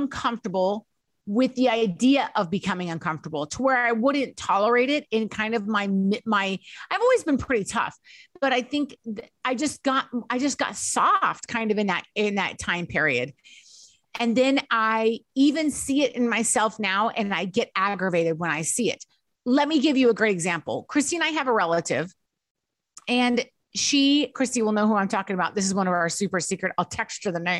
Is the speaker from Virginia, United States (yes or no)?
no; Idaho, United States; We were raised that way growing up in Idaho